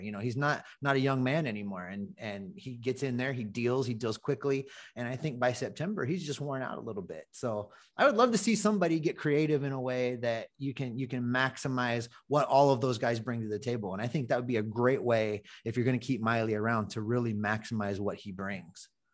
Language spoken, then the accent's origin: English; Ohio, United States; now in Hawaii, United States; I was born in Ohio, lifelong Reds fan